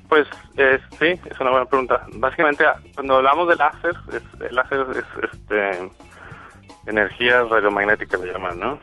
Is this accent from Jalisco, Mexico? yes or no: no; Monterrey, Nuevo León, Mexico; moved away as an adult; also born or lived in England; Soy, yo soy mexicano, soy de Monterrey, en México.